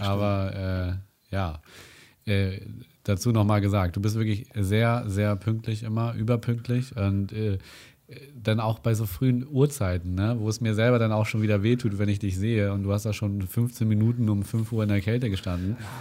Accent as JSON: {"language": "German", "country": "Germany", "said": "hier gerade bei uns in Deutschland"}